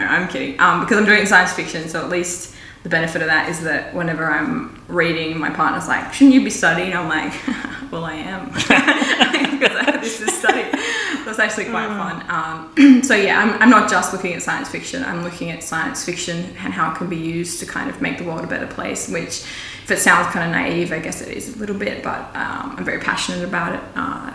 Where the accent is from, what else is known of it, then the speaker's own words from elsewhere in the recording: Ballina, New South Wales, Australia; also born or lived in Lismore / Byron Bay / Sydney; I was born in Lismore in a teepee